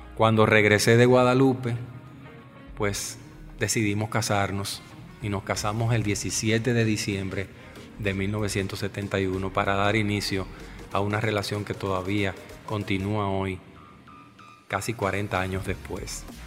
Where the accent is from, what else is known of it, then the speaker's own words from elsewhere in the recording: Santo Domingo, Distrito Nacional, Dominican Republic; Mis padres habían venido a vivir a Santo Domingo dos años antes de mi nacimiento